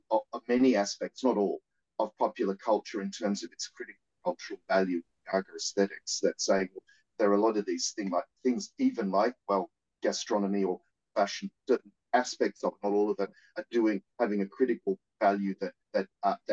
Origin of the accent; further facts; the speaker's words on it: Australia; as an Australian